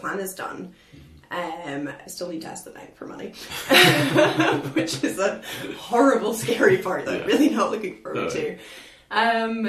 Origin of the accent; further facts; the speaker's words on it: Aberdeen, Scotland, United Kingdom; also born or lived in Galashiels / Glasgow; We're both from Aberdeen, so, you know, we just decided to come home.